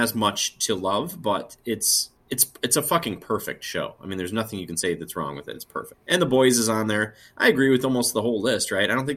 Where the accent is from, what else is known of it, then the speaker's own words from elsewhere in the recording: Andover, Minnesota, United States; I'm from Andover, Minnesota